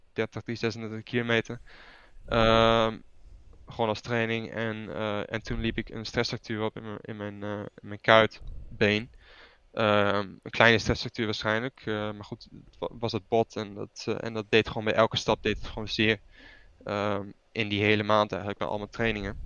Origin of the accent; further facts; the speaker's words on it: Netherlands; moved away as an adult; now in Italy; toen ik opgroeide in Nederland